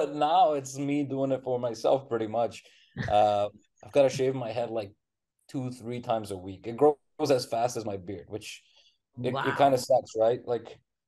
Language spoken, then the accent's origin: English; India; also born or lived in Arkansas / Cleveland; now in New York City, United States; I live in New York City now. But I'm originally from India